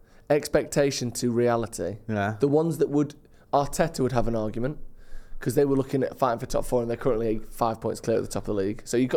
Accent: England, United Kingdom; we're English

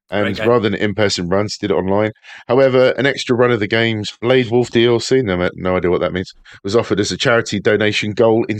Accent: Worthing, South East England, United Kingdom; my hometown has got one cinema and it's called The Dome and it's the oldest one in the UK

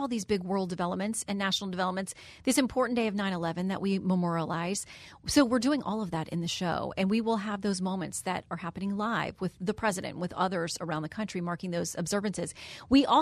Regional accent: the South, United States; accent: Southern; moved away; I grew up in the South where I used to have a really heavy Southern accent

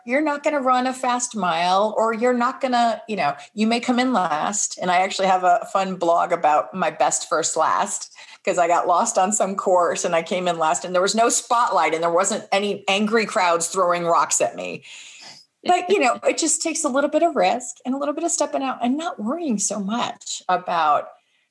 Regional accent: United States; moved away; also born or lived in Texas; I grew up in Florida and Texas

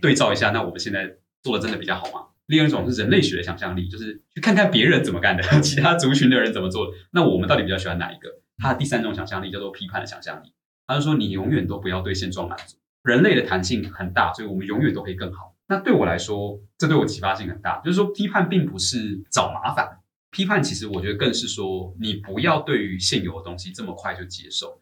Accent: Taiwan; 我们台湾人去看他们中学上课

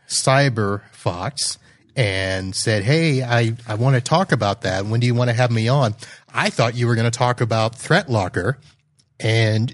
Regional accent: Satellite Beach, Florida, United States; now in Fort Lauderdale, United States; I grew up in the beach, moved to Fort Lauderdale.

